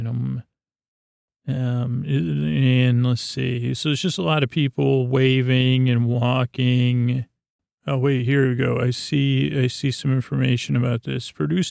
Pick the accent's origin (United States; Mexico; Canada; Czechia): United States; Syracuse, New York; think I was born in Krause, Irving, Syracuse University